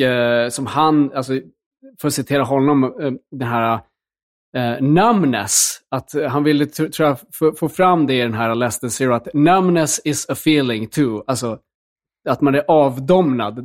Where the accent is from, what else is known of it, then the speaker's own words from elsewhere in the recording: Luleå, Norrbotten County, Sweden; jag växte upp i, liksom i Luleå